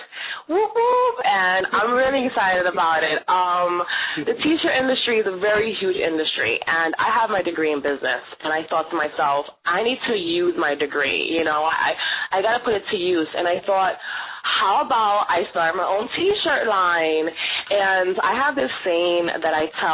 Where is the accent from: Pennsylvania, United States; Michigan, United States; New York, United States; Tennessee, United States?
New York, United States; New York City; I was born and raised in New York City, from Brooklyn